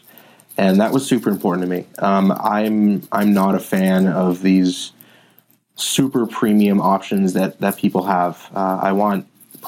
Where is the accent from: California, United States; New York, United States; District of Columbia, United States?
California, United States; Palo Alto; I grew up in Palo Alto, born and raised in Palo Alto.